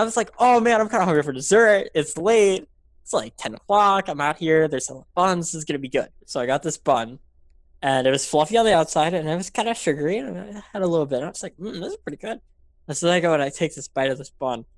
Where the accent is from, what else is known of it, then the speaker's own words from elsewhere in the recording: Memphis, Tennessee, United States; I'm from Memphis, Tennessee, middle of nowhere, no Michelin star restaurants anywhere.